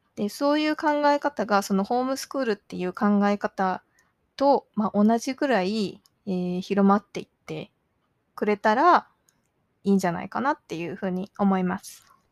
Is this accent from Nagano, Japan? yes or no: no; Okinawa, Japan; moved away as an adult; also born or lived in Chiba Prefecture, Japan; now in Canada; 千葉県生まれ沖縄育ちカナダ在住10年を迎えた私